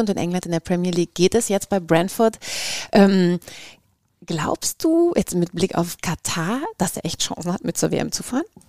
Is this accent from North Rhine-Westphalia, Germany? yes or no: yes; Cologne, North Rhine-Westphalia, Germany; Ich komme zum Beispiel aus Köln